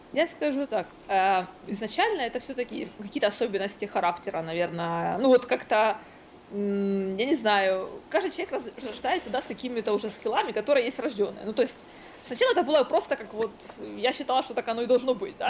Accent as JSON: {"language": "Russian", "town": "Kryvyi Rih", "region": "Dnipropetrovsk Oblast", "country": "Ukraine", "tie": "born or raised there", "said": "в моем родном городе, Кривой Рог"}